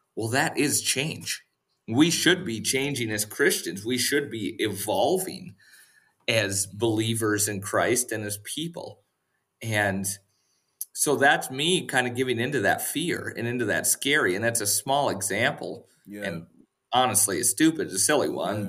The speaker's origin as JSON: {"language": "English", "region": "Western North Dakota", "country": "United States", "tie": "born or raised there", "moved": "yes", "said": "we spent the night in Western North Dakota at my parents' house. Uh, they still live at the same house that I grew up"}